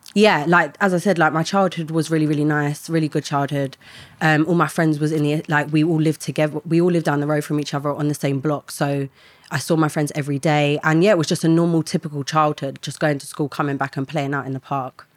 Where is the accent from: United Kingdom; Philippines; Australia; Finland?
United Kingdom; London; I grew up in an estate in London